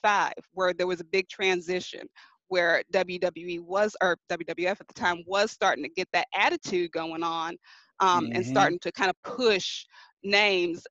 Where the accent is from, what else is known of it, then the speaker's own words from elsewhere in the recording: Arkansas, United States; I'm from Arkansas